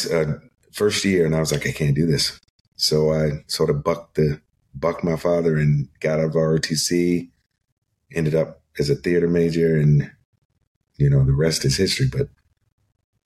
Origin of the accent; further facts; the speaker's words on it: Chesapeake, Virginia, United States; moved away; Chesapeake, Virginia. It's a city outside of Norfolk, Virginia Beach.